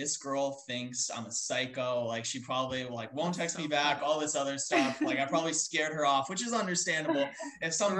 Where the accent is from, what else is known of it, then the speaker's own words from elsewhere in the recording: Tampa, Florida, United States; the kid from Tampa